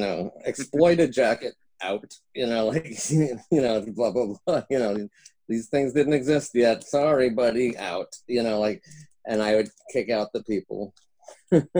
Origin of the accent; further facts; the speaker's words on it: New York, United States; moved away; also born or lived in Los Angeles; I'm from New York, but I came out to LA in 1978